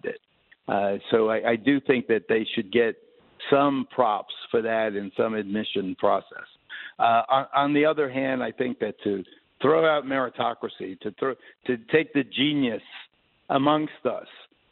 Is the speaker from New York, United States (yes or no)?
yes; New York City, New York, United States; growing up in New York